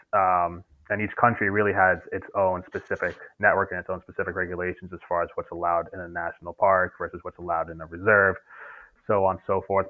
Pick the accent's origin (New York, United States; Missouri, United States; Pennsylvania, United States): New York, United States; also born or lived in Maine / Colombia; I grew up in New York, uh, lived in Manhattan until I was 12, moved to Brooklyn